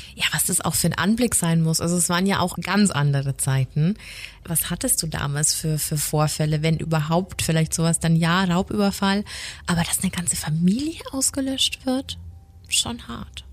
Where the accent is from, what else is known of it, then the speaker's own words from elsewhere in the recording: Lower Bavaria, Germany; ich komme ja ursprünglich aus Niederbayern